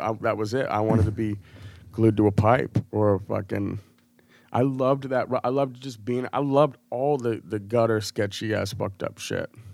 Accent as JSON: {"language": "English", "town": "Portland", "region": "Maine", "country": "United States", "tie": "born or raised there", "also_born_or_lived": "Massachusetts / Chicago / Denver / Los Angeles", "moved": "as an adult", "said": "I was born in Portland, Maine, like, I grew up in New England"}